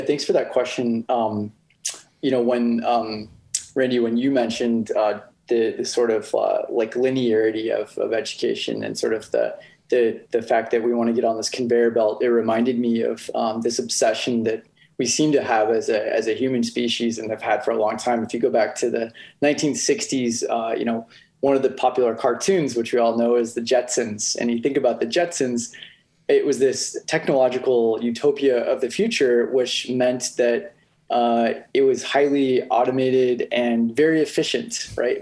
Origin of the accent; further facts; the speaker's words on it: Silicon Valley, California, United States; my background really is kind of growing up in Silicon Valley